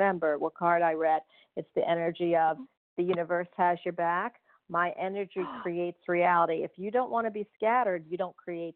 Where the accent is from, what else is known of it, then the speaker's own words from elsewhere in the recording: Orlando, Florida, United States; I'm from Orlando